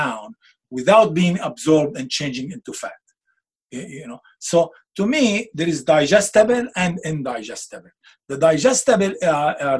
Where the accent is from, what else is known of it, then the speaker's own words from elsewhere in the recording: Beirut, Beirut Governorate, Lebanon; moved away; I'm Lebanese. I'm from Beirut.